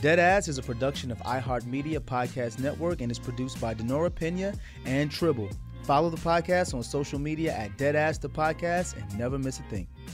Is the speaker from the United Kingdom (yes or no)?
no; New York, United States; Growing up in New York